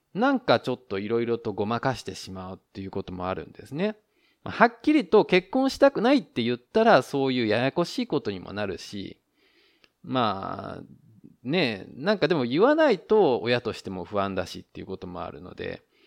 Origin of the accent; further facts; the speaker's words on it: Japan; now in Taiwan; 日本の僕台湾人パートナーを持つ日本人